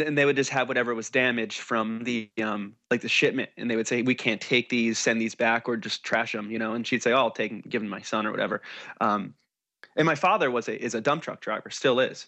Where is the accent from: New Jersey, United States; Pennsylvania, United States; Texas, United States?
New Jersey, United States; now in California, United States; Because I'm from New Jersey